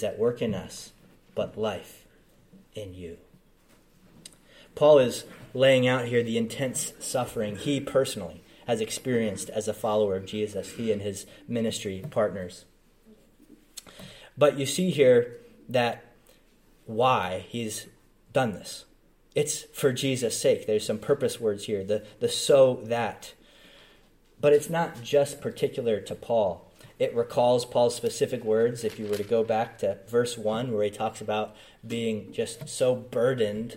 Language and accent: English; United States; I'm from the Philly area. I grew up an hour and a half outside of Philly, so general Philly area